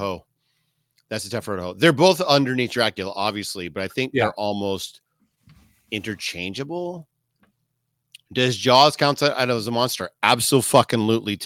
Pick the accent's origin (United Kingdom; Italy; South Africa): South Africa; I'm South African